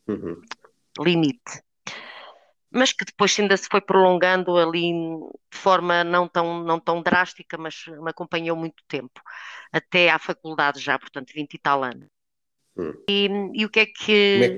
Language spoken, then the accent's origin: Portuguese; Trás-os-Montes, Portugal; moved away as an adult; also born or lived in Porto; regresso atrás dos montes, de onde eu sou originária